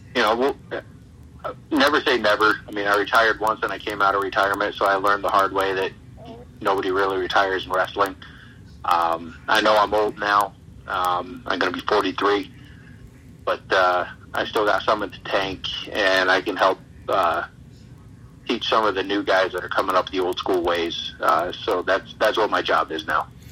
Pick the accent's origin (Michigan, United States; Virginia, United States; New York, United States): New York, United States; Ticonderoga; moved away as an adult; also born or lived in Plattsburgh, New York / Schenectady, New York; I grew up in Ticonderoga